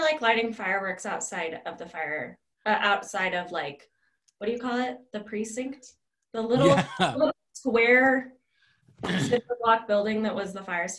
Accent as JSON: {"language": "English", "town": "Johnstown", "region": "Colorado", "country": "United States"}